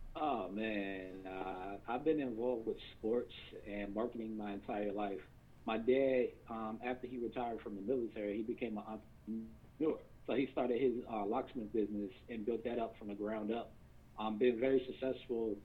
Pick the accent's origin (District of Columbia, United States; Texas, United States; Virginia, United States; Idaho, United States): Virginia, United States; moved away as an adult; also born or lived in Washington State; I'm from Virginia